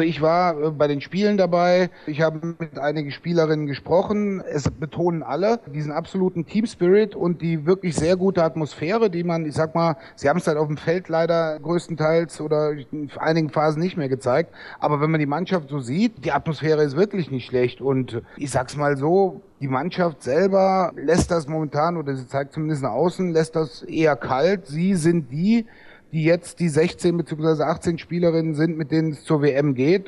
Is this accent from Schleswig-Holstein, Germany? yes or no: no; near Trier, Rhineland-Palatinate, Germany; ich bin ja aus der Nähe von Trier